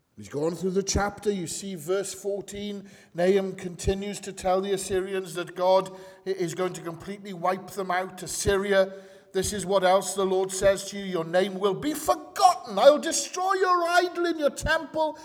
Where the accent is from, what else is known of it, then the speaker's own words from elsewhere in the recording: Wales, United Kingdom; I'm a man, I'm Welsh, I'm a Baptist